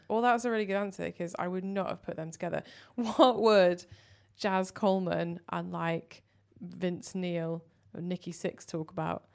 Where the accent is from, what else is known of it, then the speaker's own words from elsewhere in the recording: Manchester, North West England, United Kingdom; now in London, United Kingdom; I'm from Manchester